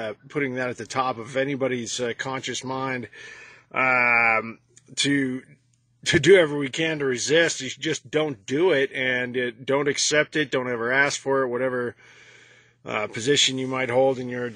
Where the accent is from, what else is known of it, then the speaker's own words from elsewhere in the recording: United States; I'm an American Yellow Vest